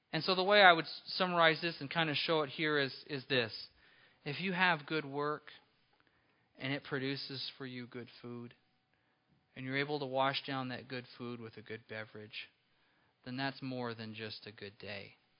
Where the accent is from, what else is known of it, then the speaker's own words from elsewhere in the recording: Apple Valley, California, United States; when I was a small boy growing up in Apple Valley, California